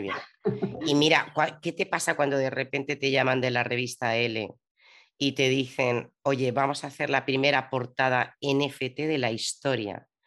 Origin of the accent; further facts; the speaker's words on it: Madrid, Community of Madrid, Spain; now in Zaragoza, Spain; yo soy madrileña, pero ahora vivo en Zaragoza